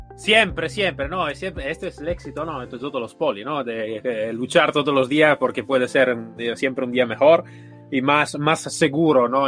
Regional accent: Italy; Spanish is a second language; now in Spain; yo soy italiano, vivo aquí en España

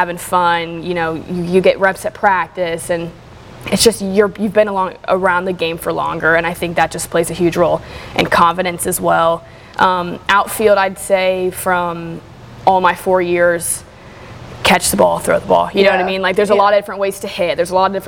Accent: Charlotte, North Carolina, United States; now in Greenville, United States; growing up in Charlotte

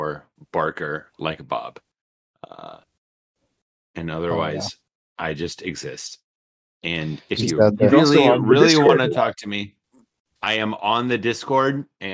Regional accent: Scotland, United Kingdom; No, I'm not English. I'm Scottish.

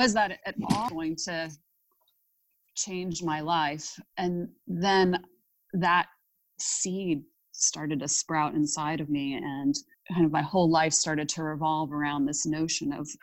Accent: Ohio, United States; I grew up in Ohio

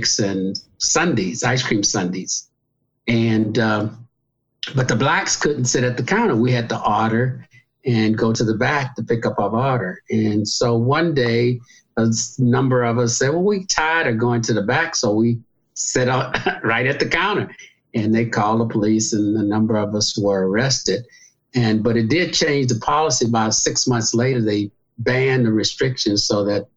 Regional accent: Galveston, Texas, United States; now in Los Angeles, United States; I was born in Galveston, Texas

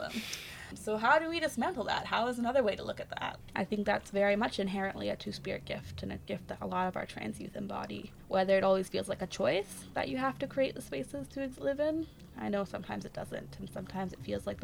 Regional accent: Canada; I'm Anishinaabe from Charlotte Lake

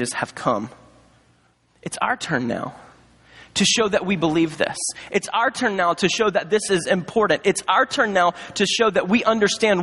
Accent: Charlotte, North Carolina, United States; also born or lived in Montgomery, Alabama; as a child, my family moved to Charlotte, North Carolina, and that's where I grew up

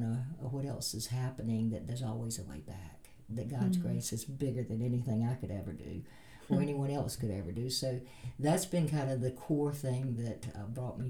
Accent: the South, United States; moved away; I grew up in the South

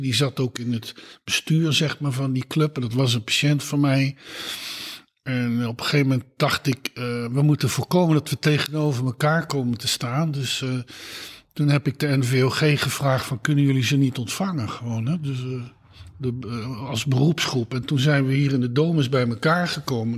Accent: Eindhoven, North Brabant, Netherlands; moved away as an adult; now in Utrecht, Netherlands; ik ben geboren in Eindhoven. Ik ben in Eindhoven op school gezeten

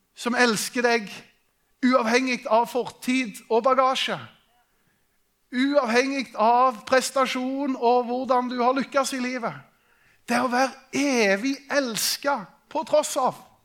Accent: Norway; vi er nordmenn

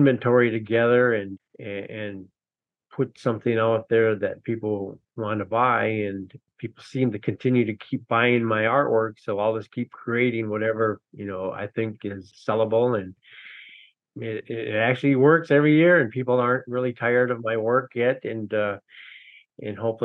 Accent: Minneapolis, Minnesota, United States; moved away as an adult; also born or lived in Red Lake, Minnesota; now in Grand Portage, United States; I grew up in Minneapolis and went to college there, and moved away in about 98

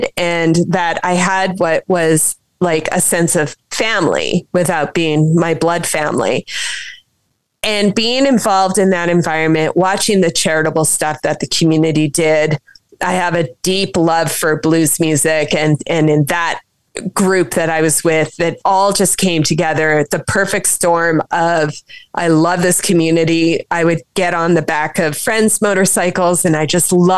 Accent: Saskatchewan, Canada; I was pretty young growing up in Saskatchewan

